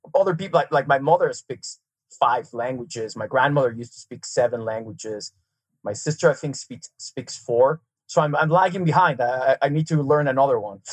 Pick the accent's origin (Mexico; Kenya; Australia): Mexico; Mexico City; first language Serbian; English is a second language; moved away as an adult; also born or lived in Serbia / New York City; now in Park City, United States; I grew up in Mexico City went to school there, uh, you know, high school through college, started working my working career